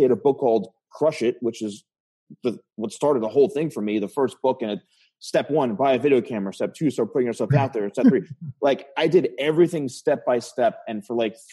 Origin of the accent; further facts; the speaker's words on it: New Jersey, United States; I was born and raised in New Jersey